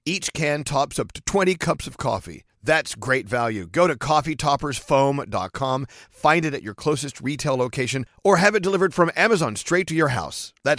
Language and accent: English; Dallas, Texas, United States; now in New York, United States; I'm born and raised in Dallas, but then somehow I ended up here just like you. Mm-hmm. And now I'm in New York.